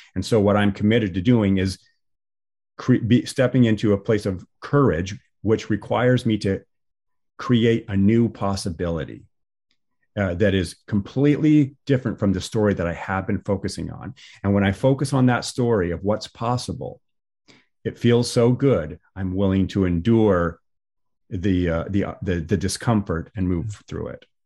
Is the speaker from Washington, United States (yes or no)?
yes; Washington, United States; I'm from Washington State.